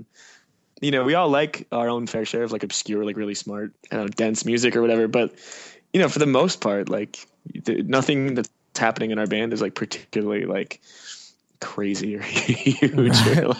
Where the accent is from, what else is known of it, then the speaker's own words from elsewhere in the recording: New Jersey, United States; moved away as an adult; now in Philadelphia, United States; I was born in Philadelphia and moved to Jersey for up until I was 18, and then I moved back to Philly.